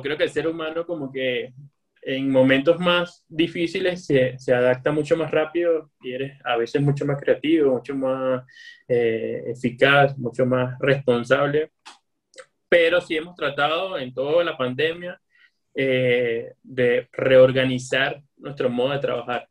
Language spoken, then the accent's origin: Spanish; Venezuela; yo soy venezolano y como venezolano vengo de, del calor y del Caribe